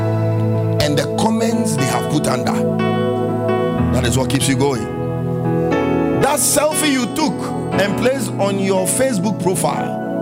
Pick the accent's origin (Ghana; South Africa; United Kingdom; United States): Ghana; I'm Ghanaian